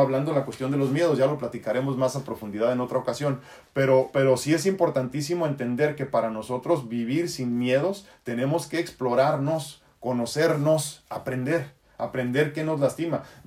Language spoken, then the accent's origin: Spanish; Tijuana, Baja California, Mexico; accent: norteño; also born or lived in San Diego, California, United States; yo he vivido toda mi vida entre San Diego y Tijuana. Digo, si eso te sirve, ¿no? San Diego, California, y Tijuana, Baja California, México, Estados Unidos. Por eso tengo un acento norteñón